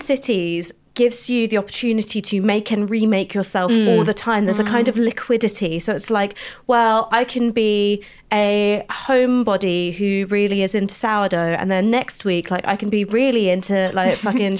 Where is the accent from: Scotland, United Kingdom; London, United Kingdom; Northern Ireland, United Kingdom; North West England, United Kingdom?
London, United Kingdom; And I grew up in London, so I have no idea what it's like to be like you little country mice.